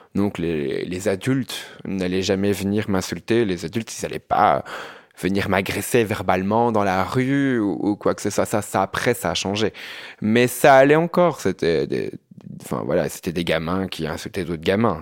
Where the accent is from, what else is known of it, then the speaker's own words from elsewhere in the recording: Binche, Wallonia, Belgium; moved away as an adult; now in Brussels, Belgium; je viens d'une petite ville. Hein. Je, viens, je viens de Binche.